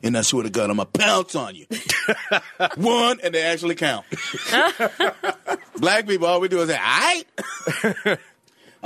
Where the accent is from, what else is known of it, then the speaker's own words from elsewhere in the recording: Alabama, United States; moved away; also born or lived in Atlanta, Georgia; I grew up in Alabama